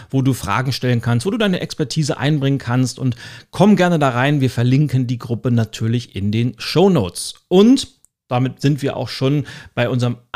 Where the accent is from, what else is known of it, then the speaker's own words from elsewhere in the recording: Northern Germany, Germany; Und selbst für mich als Norddeutsche, ich bin ja ein großer Trachten-Fan.